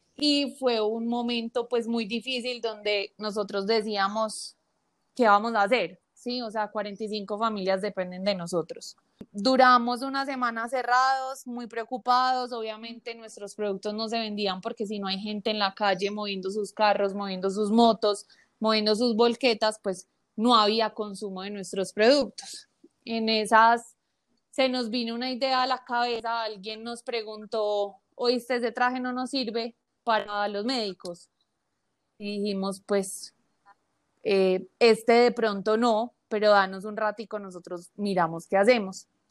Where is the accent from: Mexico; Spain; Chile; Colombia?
Colombia; como buenos colombianos le creemos